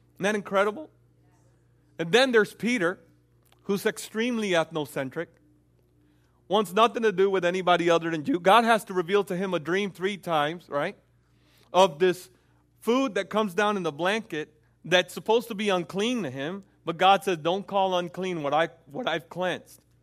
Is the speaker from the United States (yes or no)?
no; Dominican Republic; moved away; also born or lived in Puerto Rico; I am Dominican, and I, I grew up in the Dominican home